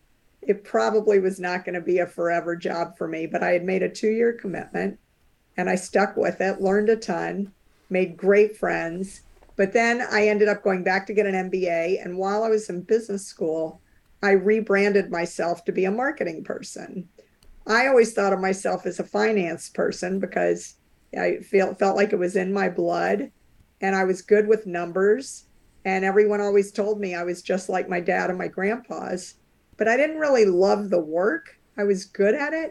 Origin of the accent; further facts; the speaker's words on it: New Orleans, Louisiana, United States; now in Cambridge, Massachusetts, United States; I grew up in New Orleans, Louisiana